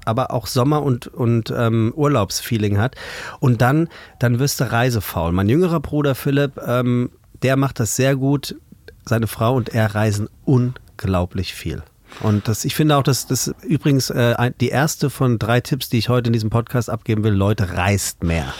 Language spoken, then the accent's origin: German; Taunus, between Kelkheim and Königstein, Hesse, Germany; also born or lived in Frankfurt; Tatsächlich gebürtige Frankfurter, das kann man ganz genau so sagen. Aufgewachsen im Taunus wohlbehütet